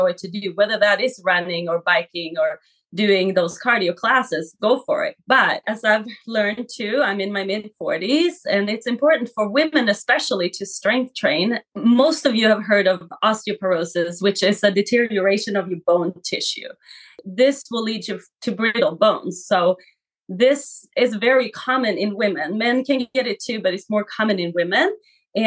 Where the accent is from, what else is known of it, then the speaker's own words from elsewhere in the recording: Sweden; now in Coeur d'Alene, United States; I am born and raised in Sweden